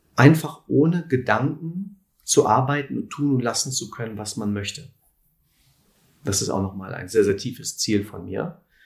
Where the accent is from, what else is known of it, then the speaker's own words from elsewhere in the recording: Lüdenscheid, North Rhine-Westphalia, Germany; moved away as an adult; also born or lived in Cologne; Aufgewachsen bin ich in Lüdenscheid.